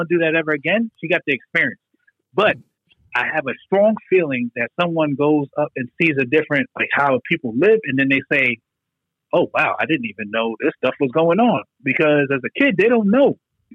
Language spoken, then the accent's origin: English; New York, United States; moved away as an adult; now in Georgia, United States; a person that grew up in New York